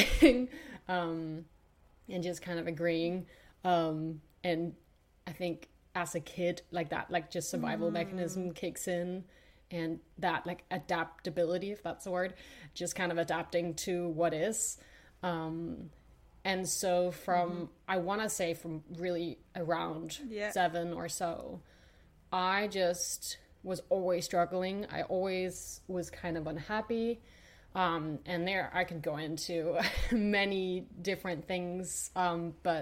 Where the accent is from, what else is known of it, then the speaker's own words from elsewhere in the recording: Denmark; I grew up in Denmark. I'm Danish